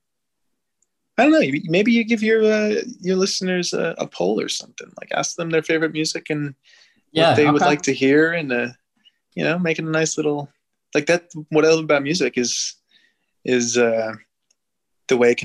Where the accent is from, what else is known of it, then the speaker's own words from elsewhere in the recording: New Jersey, United States; now in Brooklyn, United States; I'm from New Jersey